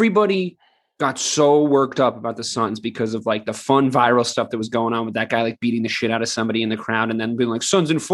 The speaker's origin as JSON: {"language": "English", "region": "New England", "country": "United States", "said": "We're all from New England"}